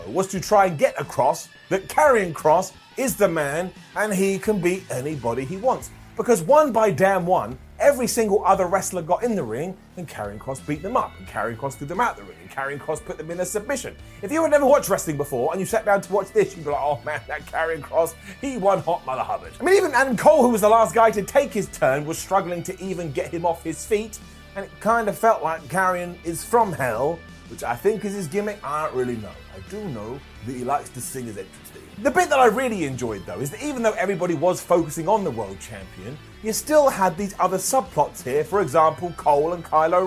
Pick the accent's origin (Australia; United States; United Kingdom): United Kingdom; I'm British